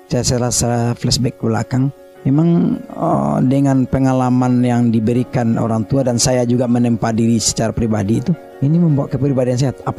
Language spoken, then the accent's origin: Indonesian; Paninjauan, West Sumatra, Indonesia; saya nggak pernah menganggap diri saya orang kaya karena di kampung saya itu di Paninjauan namanya di Parang Panjang